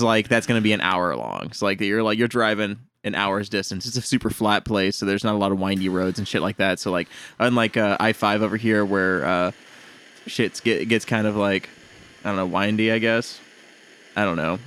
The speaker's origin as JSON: {"language": "English", "town": "Honey Grove", "region": "Texas", "country": "United States", "tie": "born or raised there", "moved": "yes", "said": "Honey Grove is my hometown"}